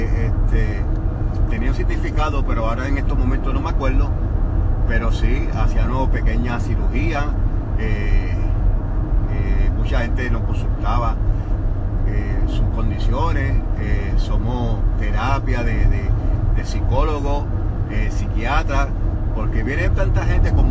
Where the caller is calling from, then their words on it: San Juan, Puerto Rico; estoy ubicado allá en San Juan, Puerto Rico. llevo como 44 años de profesión como barbero estilista en, San Juan.